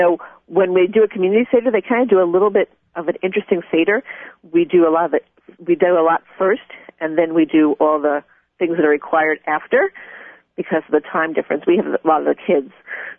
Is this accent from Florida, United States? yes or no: no; Plainview, New York, United States; also born or lived in Montreal; now in Alaska, United States; I grew up in Long Island in Plainview.